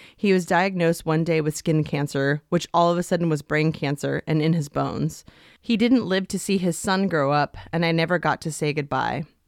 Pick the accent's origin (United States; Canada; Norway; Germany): United States; Stanford, California; I was born in Stanford University Medical